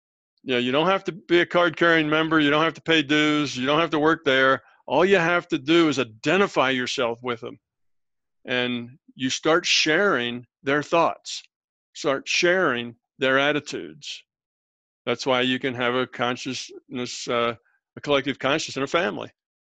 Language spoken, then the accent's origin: English; United States; born there; yeah, I was born here, but you know, I don't really feel like I belong here. I just born here and I'm an American by birth, but I don't really relate to it a whole lot.